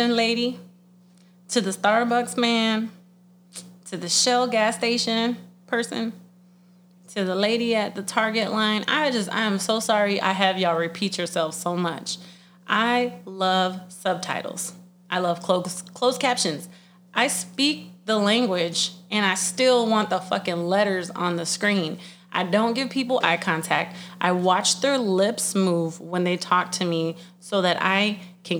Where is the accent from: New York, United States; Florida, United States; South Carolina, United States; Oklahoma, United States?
Florida, United States; Sunshine State; moved away as an adult; now in Chicago, United States; I am from the Sunshine State